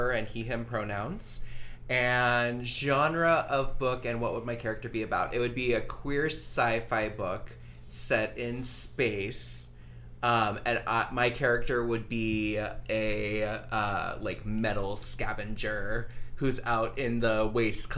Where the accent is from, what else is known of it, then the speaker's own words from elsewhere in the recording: Tucson, Arizona, United States; now in Phoenix, United States; I grew up in Arizona. I lived in Tucson all my life. Now I live in Phoenix as of January